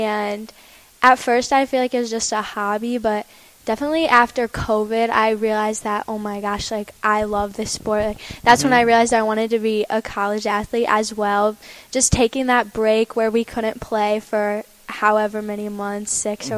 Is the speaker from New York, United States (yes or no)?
no; Perrysburg, Ohio, United States; I've been in Perrysburg my entire life